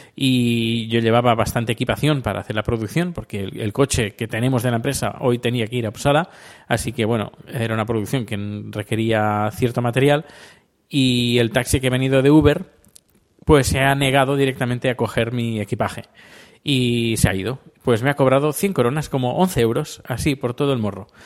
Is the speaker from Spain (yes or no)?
yes; Spain; now in Sweden; soy sueco y español a la vez